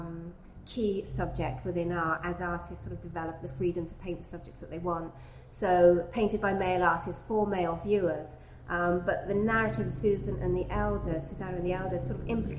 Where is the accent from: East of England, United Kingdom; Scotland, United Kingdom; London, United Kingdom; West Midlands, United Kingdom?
East of England, United Kingdom; Gainsborough country / Constable country; not only did I grow up in Gainsborough country, but I grew up in Constable country because they're sort of pretty close